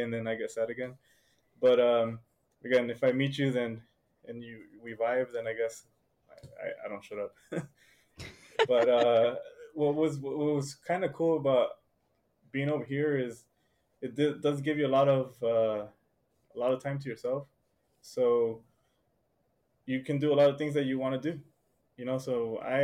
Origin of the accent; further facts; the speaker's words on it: San Diego, California, United States; moved away as an adult; I have never actually seen snow, because I'm from San Diego.